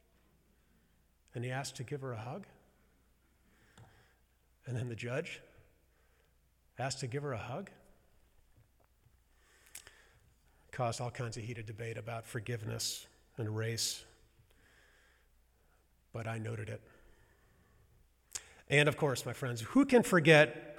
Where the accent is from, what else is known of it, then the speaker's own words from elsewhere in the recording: University City, Missouri, United States; where I grew up in University City